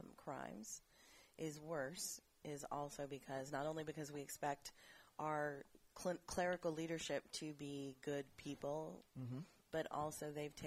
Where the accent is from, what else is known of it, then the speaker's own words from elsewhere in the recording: United States; moved away; growing up in the Panhandle, they used to literally have those tent churches where the preachers would travel